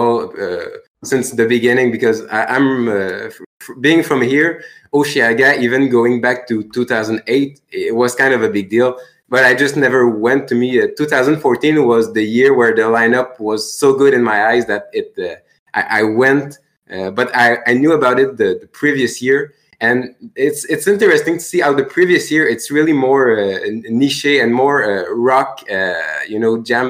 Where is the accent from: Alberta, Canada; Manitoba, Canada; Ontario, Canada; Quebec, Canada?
Quebec, Canada; Longueuil; English is a second language; I'm from Longueuil, which is directly the suburb, so it's close by. And I am sorry for my English.